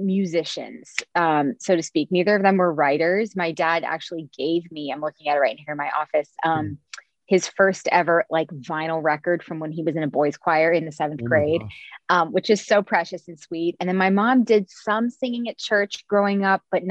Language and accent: English; Cincinnati, Ohio, United States; I'm from Cincinnati, where I'm back living now